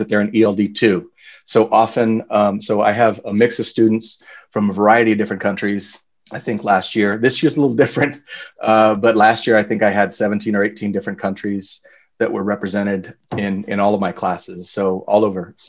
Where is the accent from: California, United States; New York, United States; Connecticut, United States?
California, United States; Banning; also born or lived in San Diego / Durham, New Hampshire; I grew up in Banning, actually, which is about 20 miles, east of Redlands.